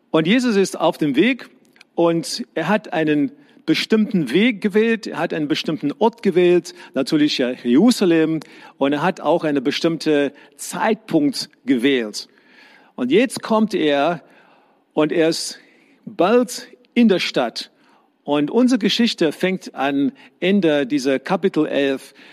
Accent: South Africa; Ich bin in die Schule gegangen in Südafrika, wo ich herkomme.

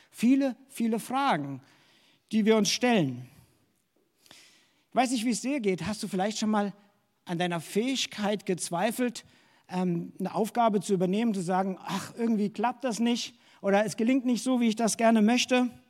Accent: Hesse, Germany; now in Dresden, Germany; Wie gesagt, ich komme aus Hessen und ich habe damals als junger Mensch gespürt, dass Gott mich nach Dresden ruft.

